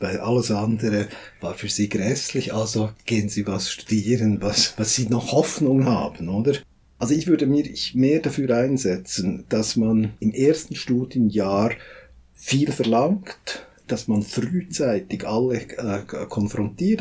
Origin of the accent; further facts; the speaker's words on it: Switzerland; bei uns in der Schweiz